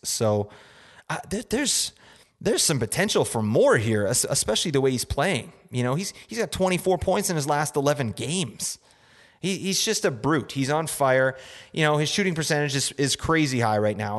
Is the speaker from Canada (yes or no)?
yes; Canada; We're from Canada up in here